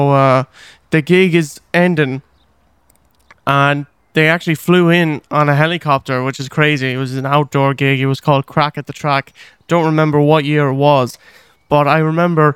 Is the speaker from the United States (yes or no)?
no; Ireland; even when I was growing up here, like I mentioned earlier, I didn't really embrace being Irish at all